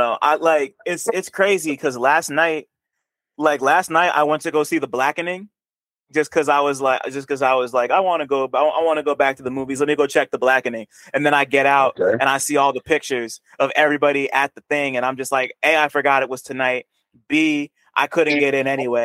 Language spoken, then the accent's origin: English; Montclair, New Jersey, United States; also born or lived in New York; I was born in New York, but I was raised in Jersey.